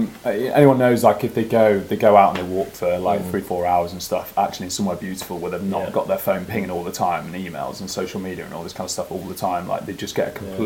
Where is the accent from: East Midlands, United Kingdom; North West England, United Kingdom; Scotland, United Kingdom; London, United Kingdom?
East Midlands, United Kingdom; Derbyshire; born and bred in Derbyshire, and we know the area like the back of the hand.